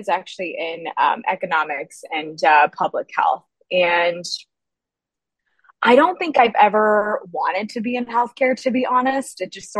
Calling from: Boston, Massachusetts, United States; also born or lived in Berlin; I am actually calling from Boston, but I'm supposed to be based in Berlin, actually. Our entire team is out in Berlin, but I've been in Boston for about a year now. And so I go back and forth.

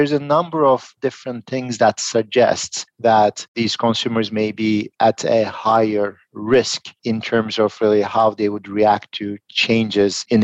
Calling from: Philadelphia, Pennsylvania, United States; I'm joining from Philadelphia.

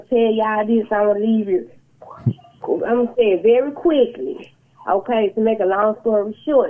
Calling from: Memphis, Tennessee, United States; I'm calling from Memphis, Tennessee.

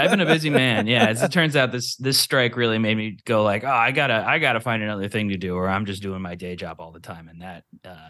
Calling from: Los Angeles, California, United States; Hi, hello. … I'm calling from Los Angeles.

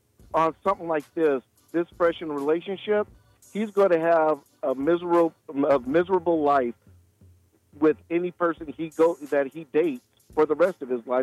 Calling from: Millsboro, Delaware, United States; I'm calling from Millsboro.

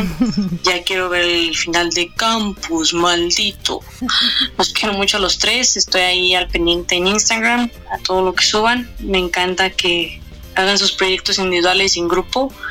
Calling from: Guadalajara, Jalisco, Mexico; soy de Guadalajara y los sigo desde que estaban en Yapárate

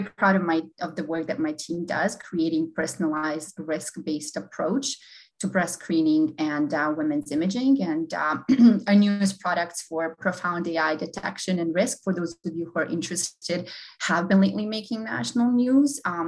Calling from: Boston, Massachusetts, United States; I'm joining from the Boston area today.

